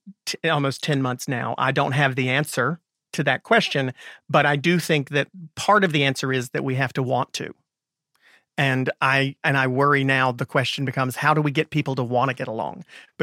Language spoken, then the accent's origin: English; Raleigh, North Carolina, United States; I'm from Raleigh.